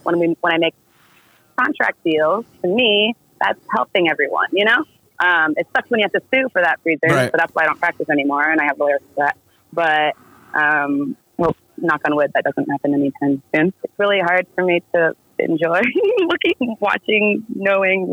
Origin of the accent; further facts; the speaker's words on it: Santa Ana, California, United States; I was born a few miles away. I was born in Santa Ana